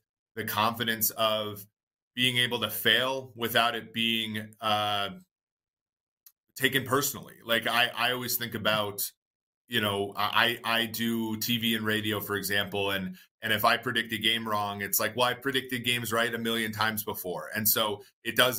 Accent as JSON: {"language": "English", "region": "Minnesota", "country": "United States", "tie": "born or raised there", "also_born_or_lived": "Nebraska", "moved": "as an adult", "said": "I grew up in Minnesota"}